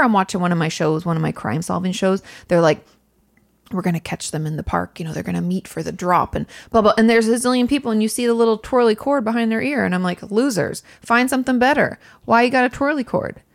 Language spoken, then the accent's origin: English; Washington, United States; I'm from Washington State